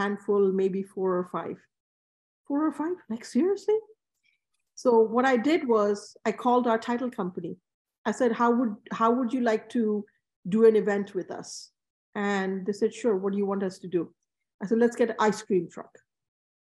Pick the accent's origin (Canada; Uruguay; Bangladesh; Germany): Bangladesh; now in New York, United States; I grew up in Bangladesh